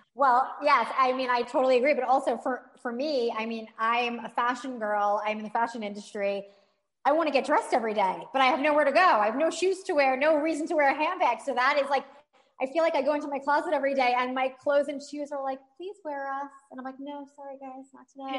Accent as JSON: {"language": "English", "region": "New York", "country": "United States", "said": "I am a New Yorker"}